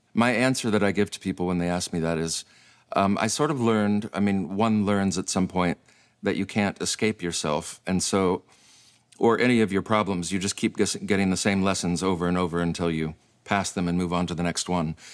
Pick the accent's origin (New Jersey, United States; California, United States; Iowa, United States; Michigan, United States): Michigan, United States; moved away as an adult; now in Iceland; Obviously, I grew up in Michigan.